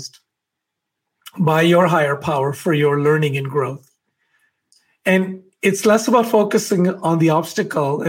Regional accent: Alberta, Canada; I'm from Alberta.

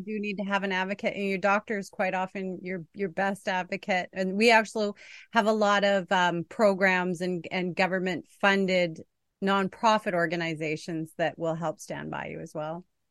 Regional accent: Canada; I'm a Canadian

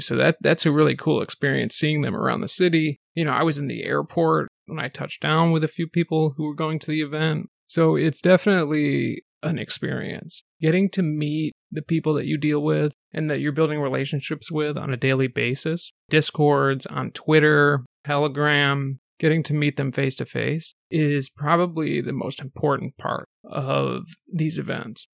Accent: New England, United States; I grew up in New England and on the East Coast.

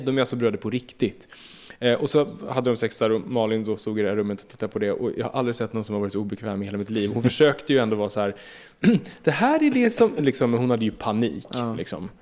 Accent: Södertälje, Stockholm County, Sweden; jag är uppvuxen i Södertälje och gick i Ronnaskolan

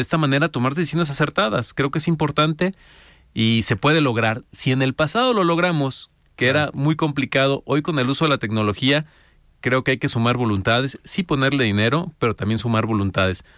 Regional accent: Los Altos de Jalisco, Mexico; vengo de los Altos de Jalisco

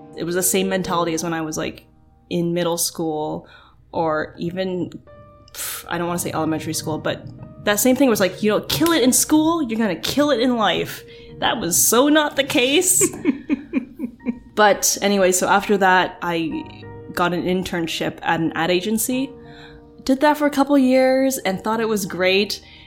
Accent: Oakville, Ontario, Canada; growing up in Oakville

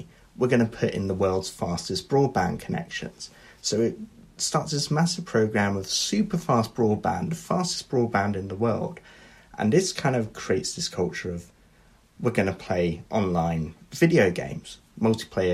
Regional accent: United Kingdom

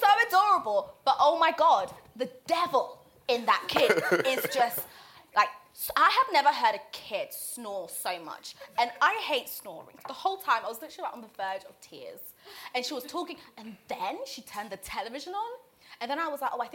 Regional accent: Zanzibar, Tanzania; English is a second language; now in England, United Kingdom; Everywhere else, I'm Zanzibari

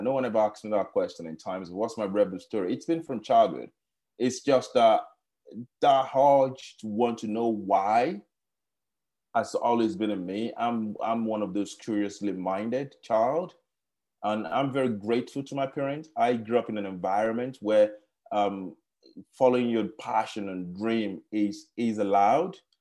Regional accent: Nigeria; moved away; also born or lived in Kenya; I grew up in Nigeria

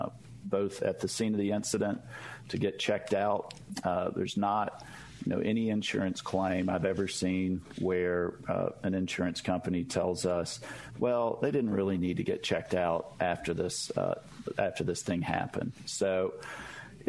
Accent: Mississippi, United States; born and raised in Mississippi with roots in the Mississippi Delta

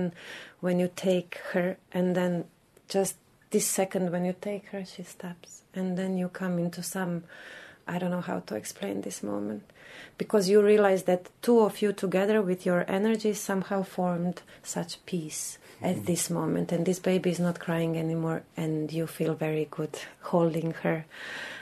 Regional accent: Croatia; also born or lived in Bosnia and Herzegovina; now in Dublin, Ireland; I'm 31 and I come from Croatia

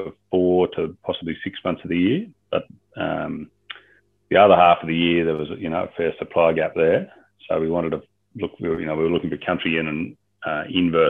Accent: Albury, New South Wales, Australia; moved away; also born or lived in Upper Murray / Northern Territory / Canada; I grew up down in Albury, southern New South Wales, on a little hobby farm

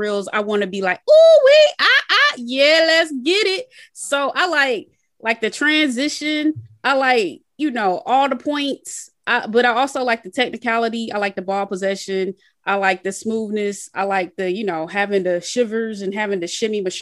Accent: Atlanta, Georgia, United States; now in Southern California, United States; I grew up in Atlanta

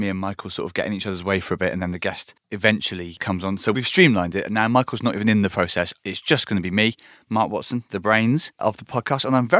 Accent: Bristol, South West England, United Kingdom; Well, we're both from Bristol as well, so maybe we don't know what Christmas is going to be like

